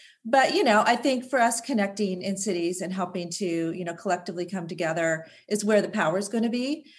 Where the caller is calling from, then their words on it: Seattle, Washington, United States; Calling in from sunny Seattle, Washington.